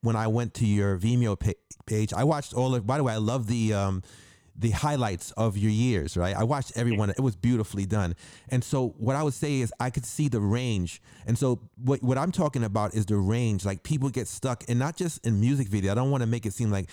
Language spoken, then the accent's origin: English; New York, United States; I'm from the Bronx, from the South Bronx